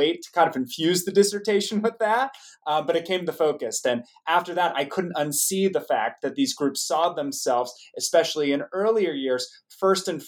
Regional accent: United States; growing up in the United States

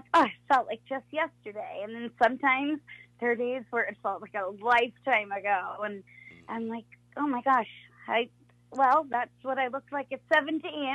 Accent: Long Island, New York, United States; I'm from Long Island

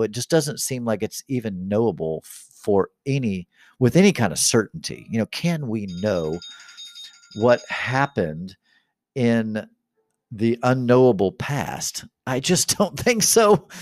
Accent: Kansas City, Missouri, United States; I was born here in America, in, in Kansas City

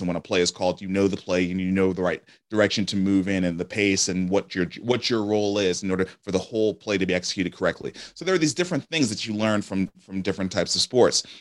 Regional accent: New York City, New York, United States; moved away as an adult; now in Nashville, United States; I grew up in Brooklyn, New York

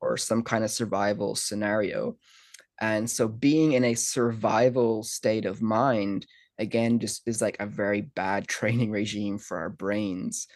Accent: Ireland; growing up in Ireland

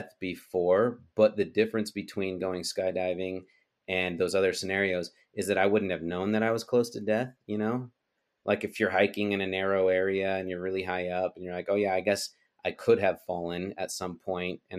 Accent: Utah, United States; moved away; also born or lived in Texas; At the time I lived in Texas, but I'm from Utah

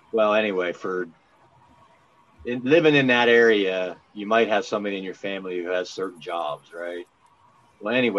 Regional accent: Maryland, United States; accent: Pennsylvania twang; moved away; also born or lived in Pennsylvania / Tennessee; I grew up in the Line State. You know, I grew up on in Maryland

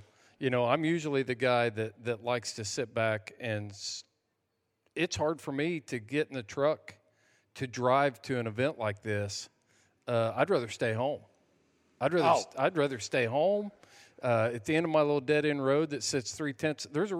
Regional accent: United States; So by being involved in – being an American, we have allowed things like – for me, my kids, since I was a veteran, could go to any state college tuition free.

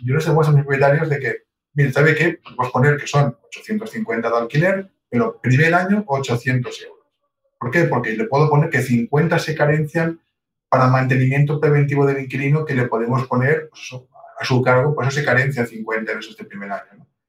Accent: Palencia, Castile and León, Spain; somos castellanos, somos de Palencia

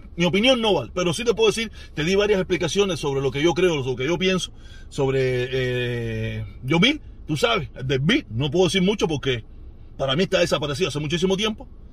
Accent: Cuba; yo soy el protestón cubano

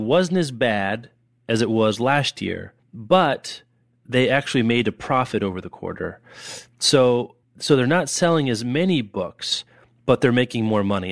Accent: Lawrence, Kansas, United States; when I was growing up in Lawrence

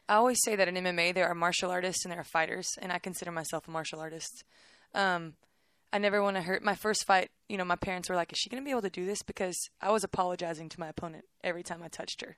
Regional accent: Waco, Texas, United States; I'm from Waco

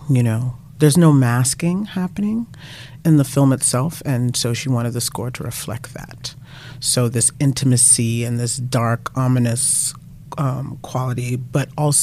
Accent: New York City, New York, United States; I'm born and raised in Brooklyn

